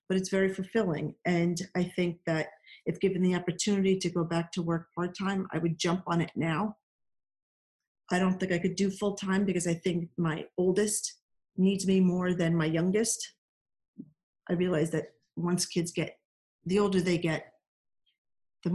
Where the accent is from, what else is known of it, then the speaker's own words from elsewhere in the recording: New Jersey, United States; I'm Jersey